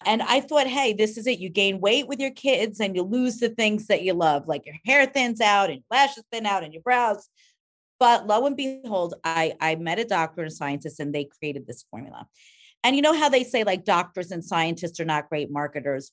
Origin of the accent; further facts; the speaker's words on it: Rockland County, New York, United States; I grew up in Rockland County